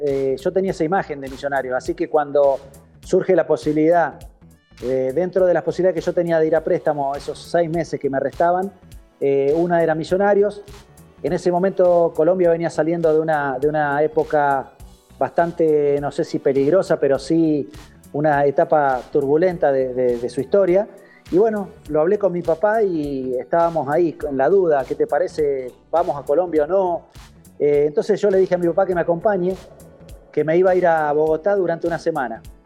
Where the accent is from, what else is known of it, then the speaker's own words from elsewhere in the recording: San José de la Esquina, Santa Fe, Argentina; moved away; en mi pueblo San José de la Esquina, un pueblo de 8.000 habitantes de la provincia de Santa Fe